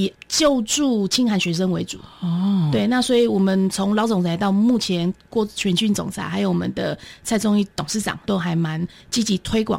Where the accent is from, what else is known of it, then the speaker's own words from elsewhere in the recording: Taoyuan, Taiwan; now in Hualien, Taiwan; 因为我本身不是花莲人，我是桃园人。